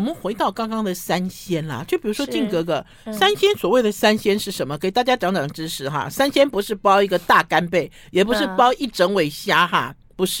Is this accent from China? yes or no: yes; Shandong, China; 因为我是山东人啦，我有跟听众朋友在讲我爸爸包水饺的规矩。